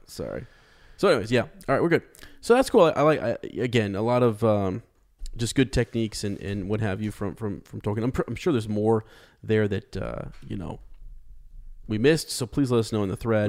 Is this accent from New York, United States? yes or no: no; Ohio, United States; we're from the Shire of America in, in, in Ohio